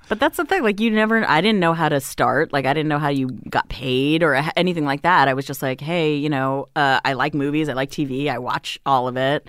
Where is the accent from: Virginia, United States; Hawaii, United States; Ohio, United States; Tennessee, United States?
Hawaii, United States; moved away as an adult; also born or lived in Las Vegas, Nevada; now in Los Angeles, United States; I was born in Vegas. We lived there for, you know, a number of years. Then my family moved to Hawaii 'cause my dad got another job.